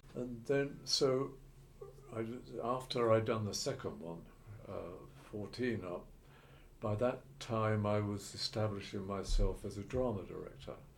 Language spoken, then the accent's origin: English; Ilford, London, United Kingdom; I was from Ilford and places like